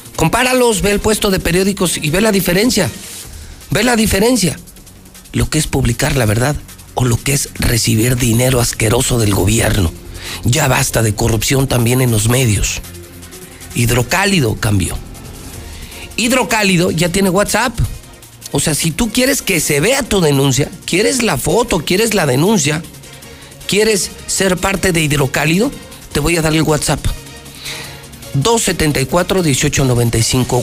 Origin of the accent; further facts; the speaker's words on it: Aguascalientes, Mexico; de los que sí nacimos aquí, crecimos aquí y queremos Aguascalientes